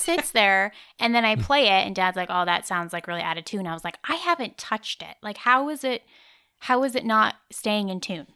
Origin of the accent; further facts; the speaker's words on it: Nebraska, United States; moved away; also born or lived in Iowa; I was born in Nebraska